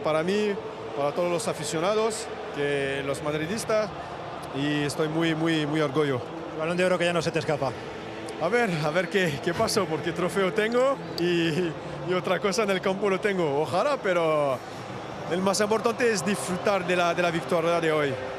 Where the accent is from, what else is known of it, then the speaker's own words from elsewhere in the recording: France; en Francia, en mi país